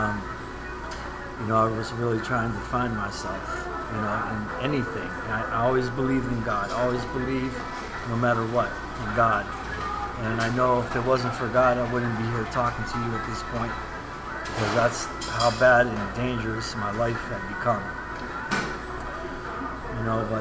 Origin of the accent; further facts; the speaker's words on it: United States; Born and raised in the United States